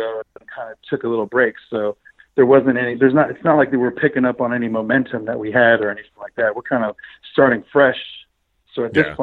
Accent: Sacramento, California, United States; moved away as an adult; I am from Sacramento. I grew up in Sacramento. You know, I lived the first half of my life up there

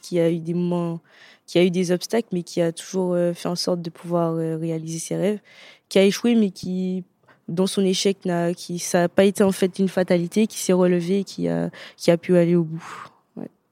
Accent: Martinique; moved away

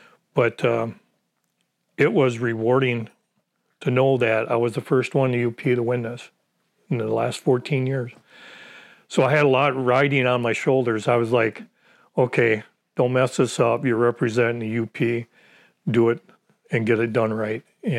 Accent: Gladstone, Michigan, United States; I was born and raised in Gladstone, Michigan.

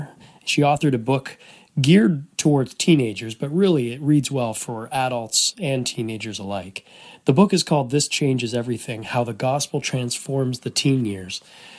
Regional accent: Canada; we're both from Canada.

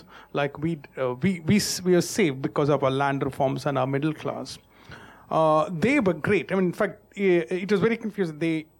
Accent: South India, India; I'm from the South

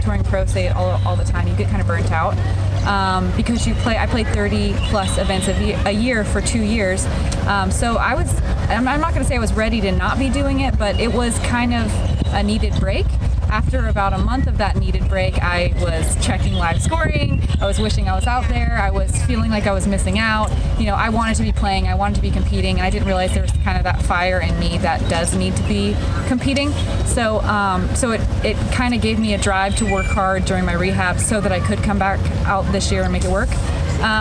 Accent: Florida, United States; I'm from Florida

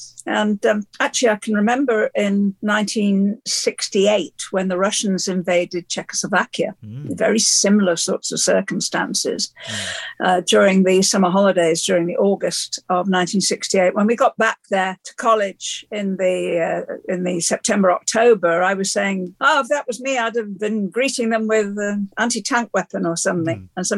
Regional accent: Liverpool, North West England, United Kingdom; born there; And I was born in Liverpool just after the Second World War, a city that had been flattened by the bombs.

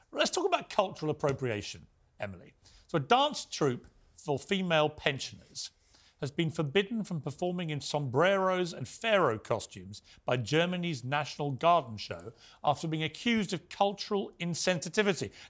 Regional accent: Ireland; I'm Irish. On St Patrick's Day, when everyone dresses up in green as leprechauns and stuff, I don't run around going saying I'm offended.

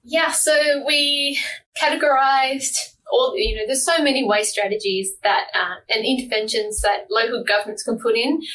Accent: Tasmania, Australia; moved away as an adult; now in Seattle, United States; I'm from Tasmania, so you know, I like my small towns

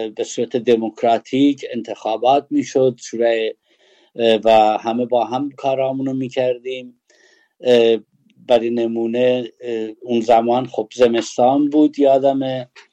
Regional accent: Sanandaj, Kurdistan, Iran; ما کردیم یا اهل سنندجیم

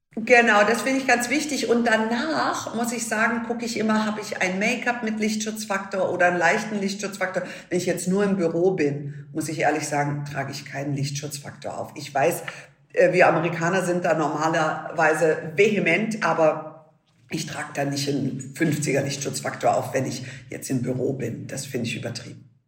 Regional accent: Munich, Bavaria, Germany; bei uns in München

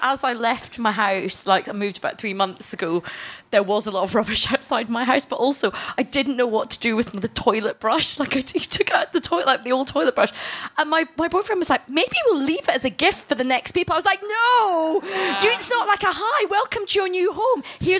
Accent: Scotland, United Kingdom; accent: Glaswegian; also born or lived in India; I'm both Indian and Scottish.

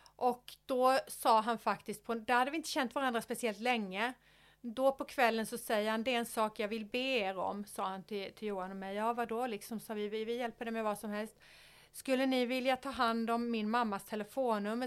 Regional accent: Sweden; jag är en svensk tjej i 50-årsåldern

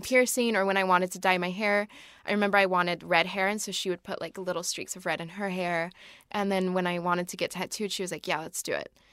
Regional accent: Oregon, United States; I'm from Oregon.

